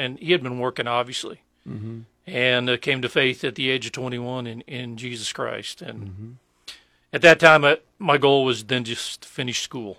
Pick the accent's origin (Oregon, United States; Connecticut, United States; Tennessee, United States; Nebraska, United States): Nebraska, United States; Blair; also born or lived in Lincoln, Nebraska; Well, I grew up in Blair, Nebraska.